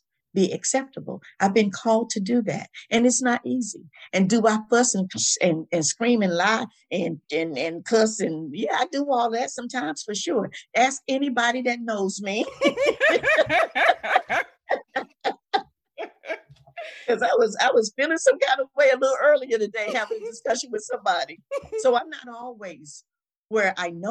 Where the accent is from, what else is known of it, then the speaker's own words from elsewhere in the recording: the South, United States; my growing up in the South